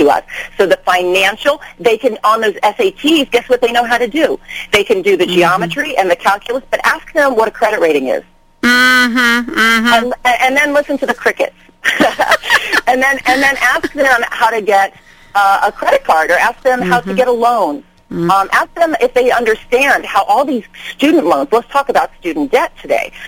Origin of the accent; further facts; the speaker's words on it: Manassas, Virginia, United States; moved away as an adult; also born or lived in New York City; now in Los Angeles, United States; I am from the East Coast. My father was in the Navy. I grew up in Manassas, Virginia.